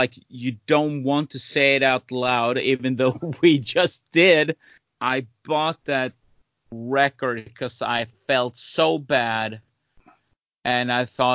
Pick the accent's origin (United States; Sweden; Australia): Sweden; Growing up in Sweden